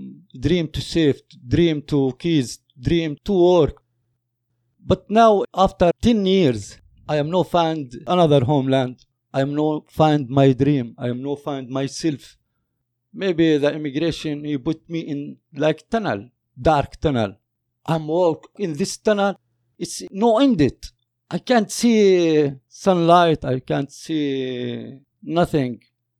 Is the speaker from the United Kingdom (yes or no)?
no; Palestine; moved away as an adult; now in Canada; I am from Palestine. I am father of 7 kids. I'm come here before almost 10 years. I'm coming here a refugee.